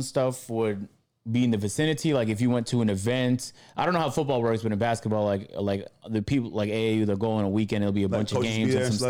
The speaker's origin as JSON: {"language": "English", "country": "Canada", "said": "I'm Canadian, guys."}